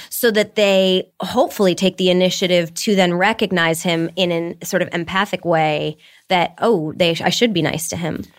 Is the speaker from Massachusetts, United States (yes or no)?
no; Detroit, Michigan, United States; moved away; I grew up in Detroit